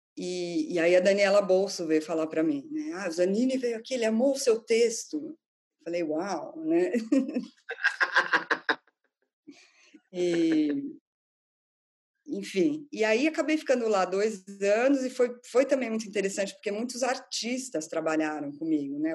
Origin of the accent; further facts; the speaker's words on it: São Paulo, Brazil; moved away as an adult; now in London, United Kingdom; eu sou de São Paulo